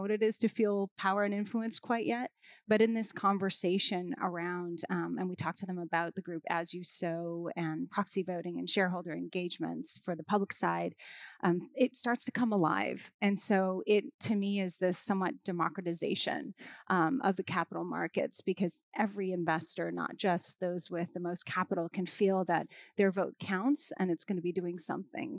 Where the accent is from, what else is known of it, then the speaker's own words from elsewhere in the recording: Hawaii, United States; I'm from Hawaii, so we live in an island